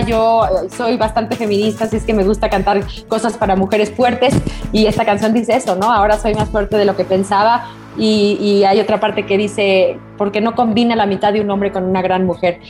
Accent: Mexico; soy mexicana, yo canto música este, mexicana desde que tengo nueve años

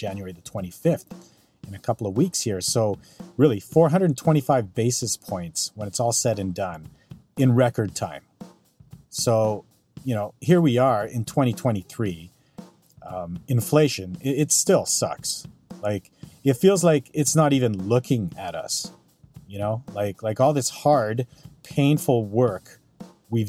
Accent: Calgary, Alberta, Canada; now in North Vancouver, Canada; born and raised in Calgary, currently living in North Vancouver

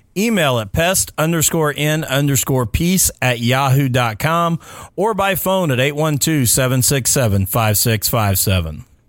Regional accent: Mitchell, Indiana, United States; also born or lived in Vernon, Indiana; I grew up in Mitchell, Indiana, another small town

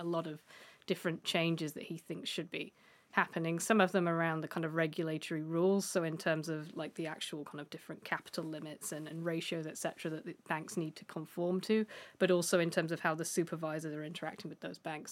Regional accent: United Kingdom; as a Brit

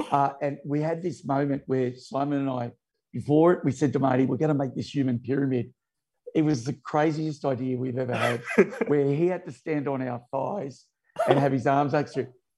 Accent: Sydney, New South Wales, Australia; I grew up in Laywell Park out Western Sydney

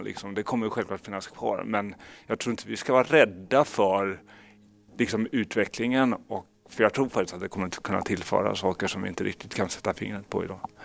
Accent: Kalmar, Kalmar County, Sweden; så växte jag upp i Kalmar

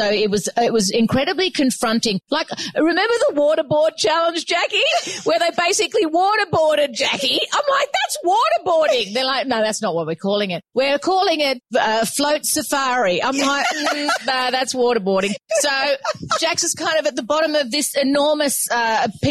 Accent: Gosford, New South Wales, Australia; I grew up in Gosford

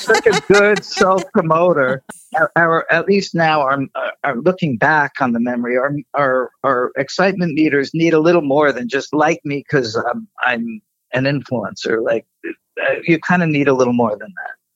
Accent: East Coast, United States; I'm I'm from the East Coast

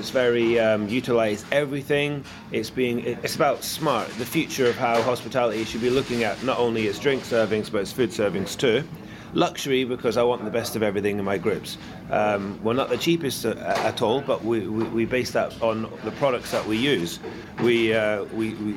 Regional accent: Scotland, United Kingdom; I'm Scottish

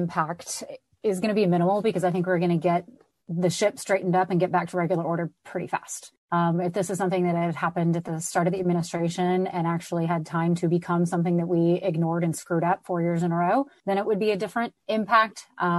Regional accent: the South, United States; As a Southerner here in this room

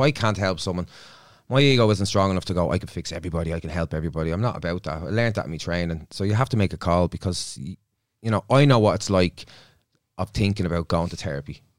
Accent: Dublin, Leinster, Ireland; I'm from Dublin

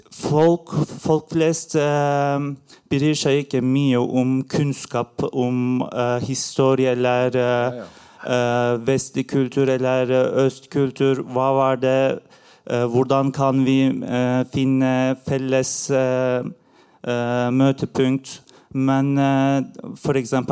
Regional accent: Turkey; Norwegian is a second language; now in Norway; Eh, mitt navn er …, og eh, jeg kom eh, til Norge fra Tyrkia for fem år siden.

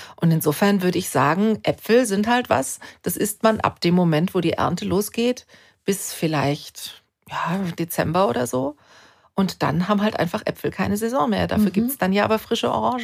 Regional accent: Germany; bei uns in Deutschland

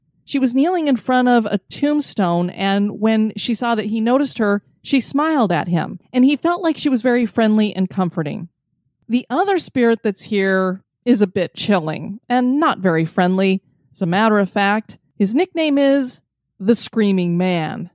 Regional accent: Florida, United States; my home state of Florida

